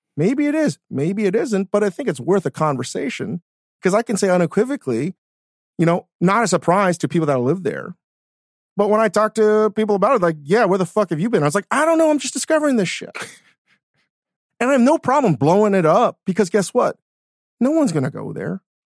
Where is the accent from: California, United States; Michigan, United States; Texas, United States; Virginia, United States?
Virginia, United States; being born and raised in Virginia.